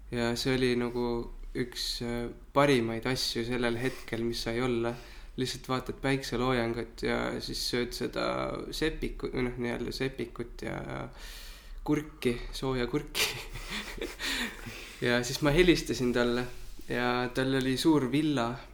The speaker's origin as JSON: {"language": "Estonian", "town": "Kehtna", "region": "Rapla County", "country": "Estonia", "tie": "born or raised there", "said": "ma kasvasin pool oma lapsepõlve Kehtnas ja Raplamaal, Rapla külje all"}